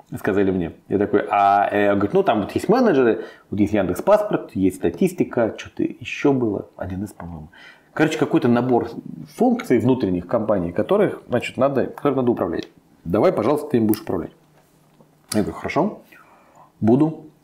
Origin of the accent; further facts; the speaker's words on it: Moscow, Russia; я из Москвы, я родился, вырос, всю жизнь живу, все время в Москве